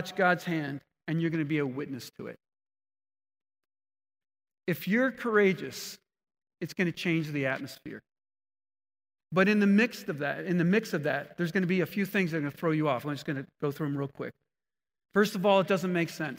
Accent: New Jersey, United States; I grew up in New Jersey

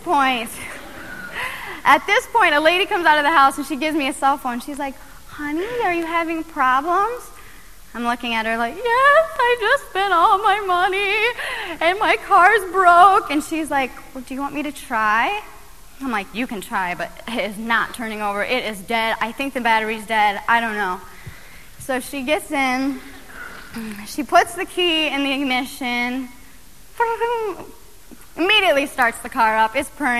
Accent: Iowa, United States; my hometown, University Avenue is the cruising strip. It's three lanes. I mean, if there is a cruising strip in Iowa, this is the cruising strip

